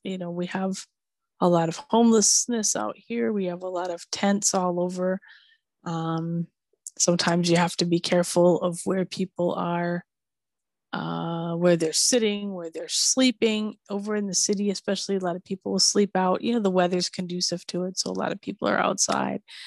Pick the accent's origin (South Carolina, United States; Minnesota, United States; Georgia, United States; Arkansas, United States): Minnesota, United States; Minneapolis; now in California, United States; I grew up in snow country